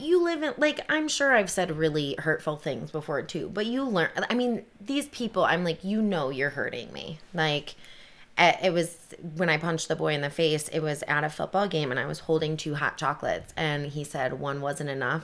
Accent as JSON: {"language": "English", "town": "Kalamazoo", "region": "Michigan", "country": "United States", "also_born_or_lived": "Detroit, Michigan", "moved": "as an adult", "said": "I'm from Kalamazoo, Michigan."}